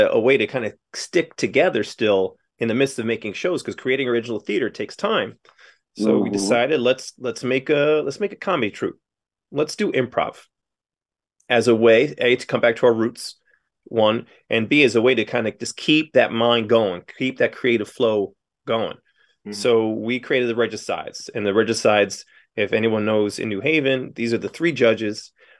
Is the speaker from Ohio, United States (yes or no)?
no; Allentown, Pennsylvania, United States; I've been doing this since I was 18. I'm from Allentown, Pennsylvania.